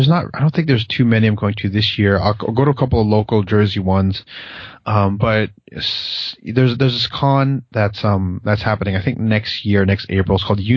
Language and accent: English; Philippines; I'm a Filipino guy, and, you know, of course that's a minority